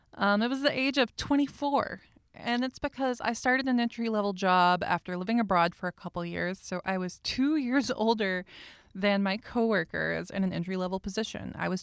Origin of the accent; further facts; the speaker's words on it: the South, United States; accent: Southern; me and my repressed Southern accent